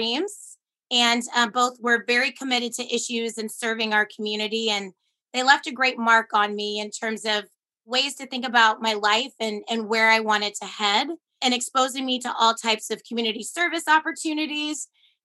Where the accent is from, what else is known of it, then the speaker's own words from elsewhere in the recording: Portland, Oregon, United States; moved away as an adult; also born or lived in upstate New York / Atlanta, Georgia; I was not someone who really loved growing up in Portland